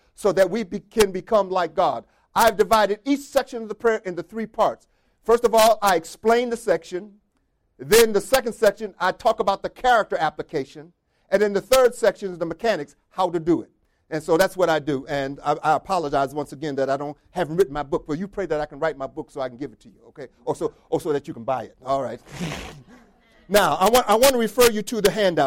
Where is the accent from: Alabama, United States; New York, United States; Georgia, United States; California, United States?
New York, United States; the North; now in Rochester, United States; I'm from the North. I'm a Yankee